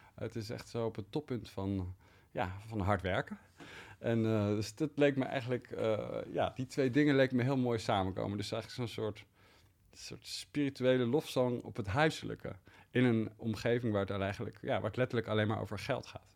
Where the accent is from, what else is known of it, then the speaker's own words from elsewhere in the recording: Leiden, South Holland, Netherlands; Ik groeide op in Leiden